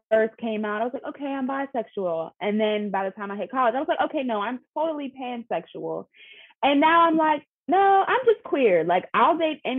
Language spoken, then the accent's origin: English; Pittsburgh, Pennsylvania, United States; moved away as an adult; now in Philadelphia, United States; I'm originally from Pittsburgh, but I've been living in Philly for about 6 years